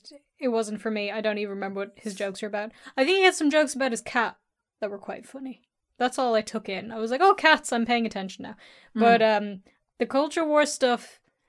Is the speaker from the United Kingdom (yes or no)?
no; Ireland; I'm Irish